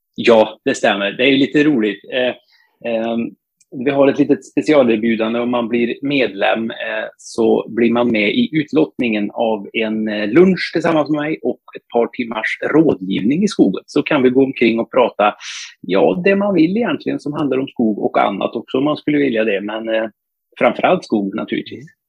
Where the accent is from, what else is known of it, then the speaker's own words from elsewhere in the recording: north of Torsby, Värmland, Sweden; jag är bördig värmlänning, eh, Nordvärmland, strax norr om Torsby från början